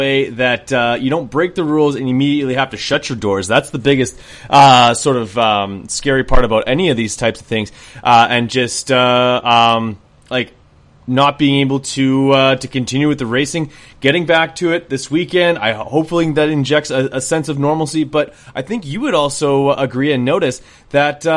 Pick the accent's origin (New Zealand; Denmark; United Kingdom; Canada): Canada; as Canadian as I am